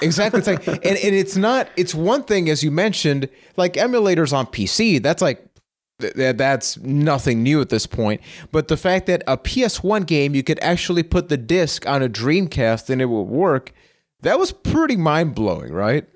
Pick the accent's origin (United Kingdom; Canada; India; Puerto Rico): Puerto Rico; I am from Puerto Rico